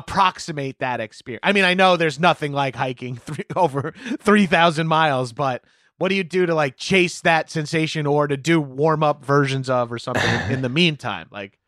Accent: East Coast, United States; And I'm from the East Coast originally

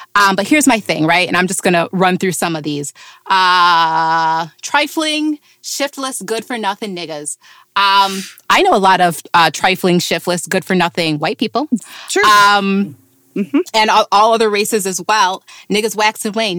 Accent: upstate New York, United States; not New York City though, upstate New

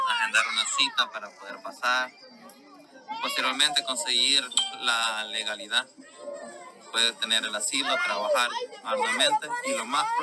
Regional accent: El Salvador; moved away as an adult; tengo 32 años, soy de El Salvador.

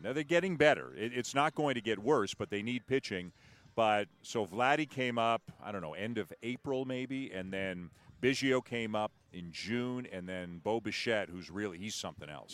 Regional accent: Toronto, Ontario, Canada; I'm from Toronto

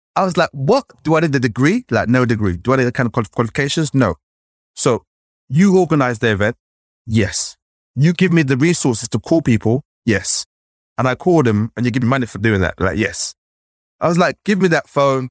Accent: London, United Kingdom; growing up in London

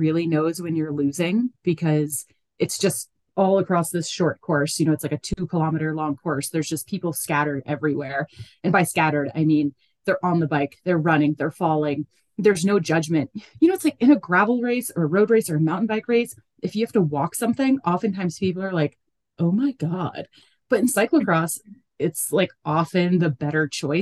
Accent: United States; I'm super American.

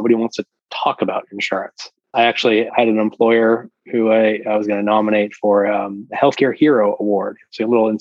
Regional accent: Massachusetts, United States; I'm from Massachusetts.

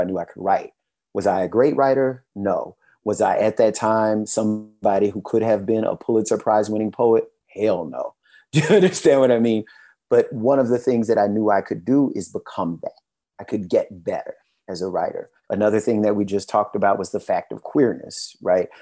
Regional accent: Louisiana, United States; now in Atlanta, United States; I'm from Louisiana

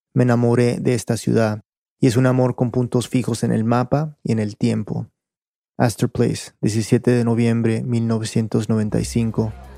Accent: the southern United States, United States; moved away as an adult; also born or lived in Peru; now in New York, United States; Crecí en un suburbio tranquilo de una ciudad tranquila en el sur de los Estados Unidos

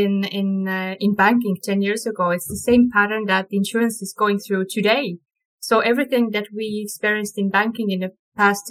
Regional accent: Estonia; We're from Estonia

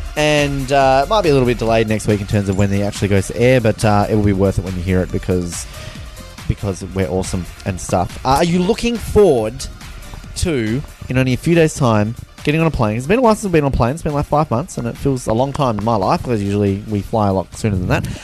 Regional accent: Australia; moved away as an adult; now in Invercargill, New Zealand; go and see my home country and hear people speak proper English.

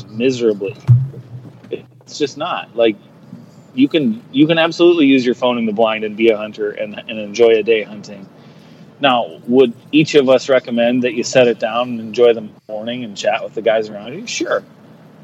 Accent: northeastern South Dakota, United States; I'm actually not from Nebraska. I grew up in northeastern South Dakota.

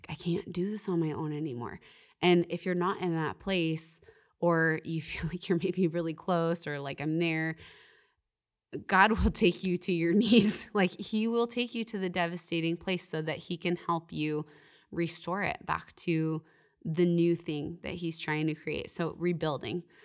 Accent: Canada; I'm Canadian.

